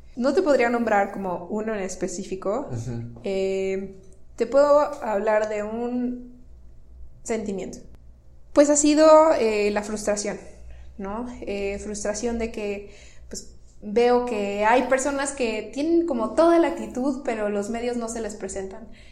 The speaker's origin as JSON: {"language": "Spanish", "region": "Tamaulipas", "country": "Mexico", "tie": "born or raised there", "also_born_or_lived": "Monterrey, Nuevo León", "moved": "as an adult", "said": "soy norteña, nací en Tamaulipas"}